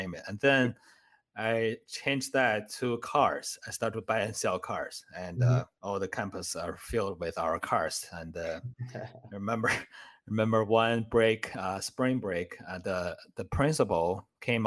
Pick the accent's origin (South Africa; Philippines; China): China; English is a second language; moved away as an adult; now in United States; I was actually homeless in the United States because I immigrated from China. I didn't speak any English by then